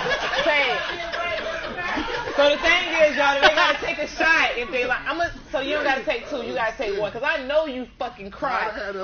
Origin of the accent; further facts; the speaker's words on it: Winter Park, Florida, United States; real good girl. I'm from Winter Park.